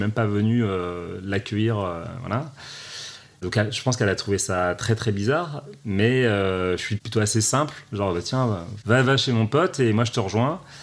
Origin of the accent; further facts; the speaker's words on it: Paris, Île-de-France, France; je suis un Parisien pur